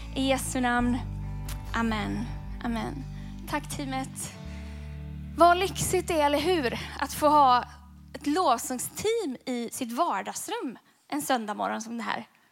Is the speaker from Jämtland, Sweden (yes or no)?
no; Gothenburg, Västra Götaland, Sweden; när jag växte upp så växte jag upp i den vackra staden Göteborg